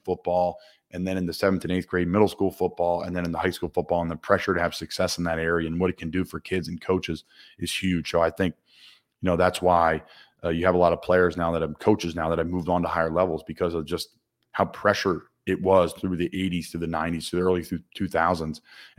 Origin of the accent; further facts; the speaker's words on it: Doylestown, Pennsylvania, United States; accent: Philly; my hometown in Doylestown, Pennsylvania